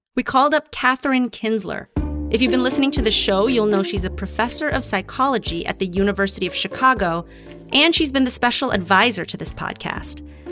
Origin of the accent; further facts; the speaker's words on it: Philippines; moved away; growing up in the Philippines